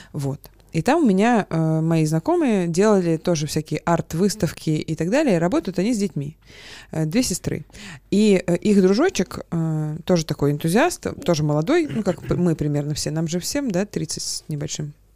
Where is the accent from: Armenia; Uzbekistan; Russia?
Russia; Chekhov, Moscow Oblast; никакая я не москвичка, я же в военной а, части родилась и выросла там